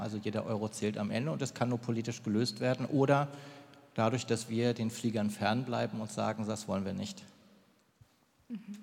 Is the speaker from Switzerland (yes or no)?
no; Germany; bei uns in Deutschland